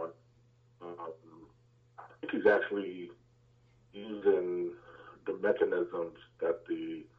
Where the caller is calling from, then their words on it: Atlanta, Georgia, United States; calling from Atlanta, Georgia.